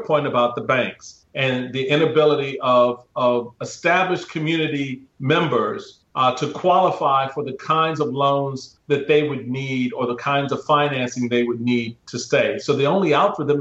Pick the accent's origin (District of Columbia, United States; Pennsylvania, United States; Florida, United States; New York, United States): District of Columbia, United States; Washington; where I grew up in Washington, D.C.